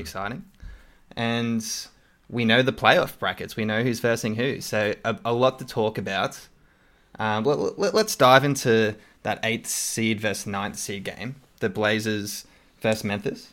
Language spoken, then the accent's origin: English; Australia; accent: Australian; my Australian accent